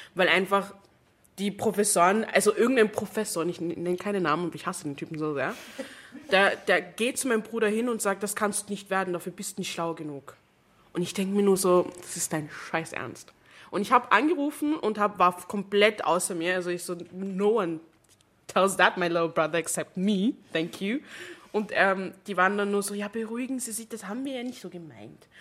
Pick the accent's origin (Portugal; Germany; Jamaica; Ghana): Jamaica; now in Vienna, Austria; wo ich herkomme. Da war ich so Jamaika